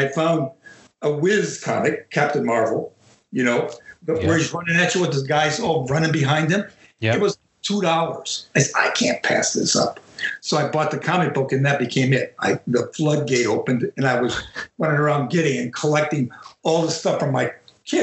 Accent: Detroit, Michigan, United States; I'm from Detroit.

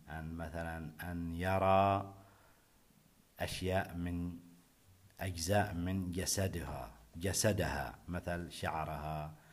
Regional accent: Oman; حفل الزواج عندنا في عمان

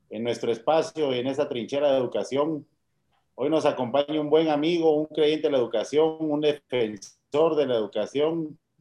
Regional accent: Guatemala; como guatemaltecos y guatemaltecas

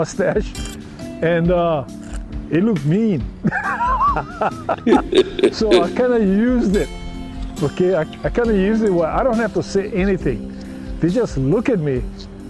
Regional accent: Hawaii, United States; So myself and another surfer from Hawaii

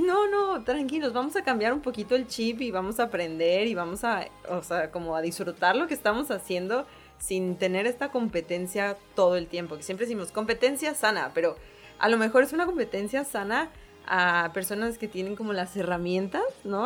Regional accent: Mexico City, Mexico; accent: chilanga; moved away as an adult; now in Monterrey, Mexico; Y yo, de Ciudad de México

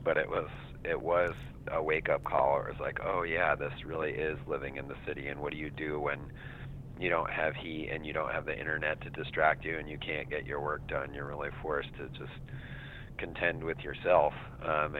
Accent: Santa Fe, New Mexico, United States; born or raised there; also born or lived in East Coast / West Coast; now in Vashon, United States

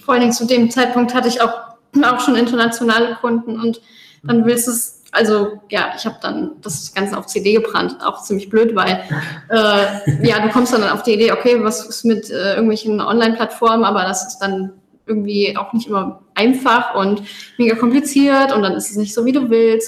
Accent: Koblenz, Rhineland-Palatinate, Germany; moved away as an adult; also born or lived in Westerwald; now in Gozo, Malta; ursprünglich kommen wir aus Deutschland. Ähm, ich aus der Ecke Koblenz

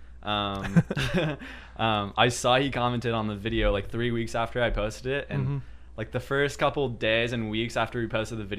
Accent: Quebec, Canada

